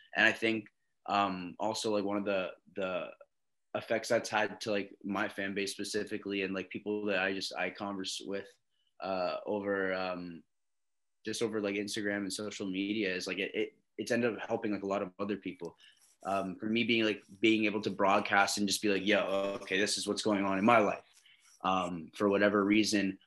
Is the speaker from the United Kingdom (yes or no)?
no; Canada; also born or lived in Long Island, New York, United States / Oklahoma City, United States; So I moved back here when I was like eight um, from New York to Canada. That was my first time living in Canada. I did like all my high school here